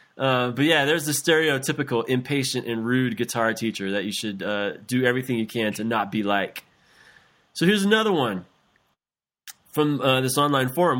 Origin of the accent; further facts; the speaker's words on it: South Louisiana, United States; when I was eight years old, growing up in South Louisiana